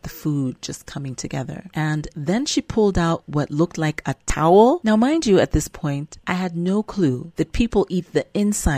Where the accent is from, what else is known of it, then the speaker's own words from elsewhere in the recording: California, United States; accent: American; moved away as an adult; now in Uganda; I grew up in California